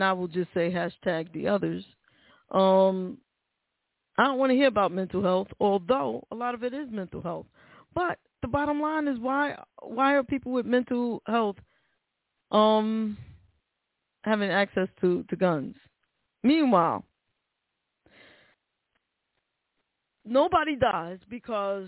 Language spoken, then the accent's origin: English; New York City, New York, United States; that's my hometown. That's my hometown. And born and raised, still work in New York